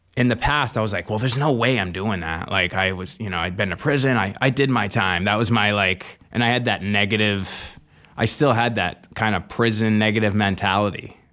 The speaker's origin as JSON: {"language": "English", "town": "Manchester", "region": "New Hampshire", "country": "United States", "tie": "born or raised there", "said": "grew up in Manchester, New Hampshire, um, born and raised"}